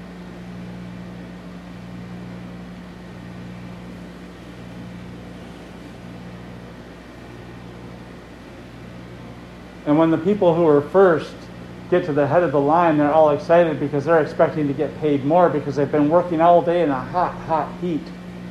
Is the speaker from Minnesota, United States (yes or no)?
yes; Minnesota, United States; So a Minnesotan. We're all Minnesotans here